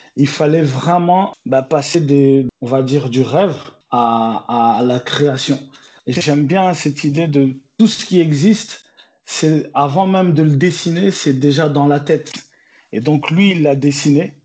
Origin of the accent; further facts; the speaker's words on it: Besançon, Bourgogne-Franche-Comté, France; also born or lived in Angola / Paris; now in Bordeaux, France; J'ai grandi d'abord en province, dans une ville qui s'appelle Besançon.